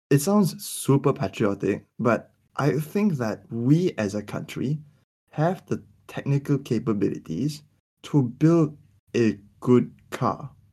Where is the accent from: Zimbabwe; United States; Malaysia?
Malaysia; as a Malaysian